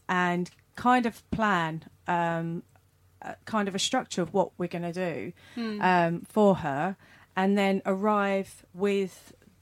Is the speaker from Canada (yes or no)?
no; United Kingdom; as British people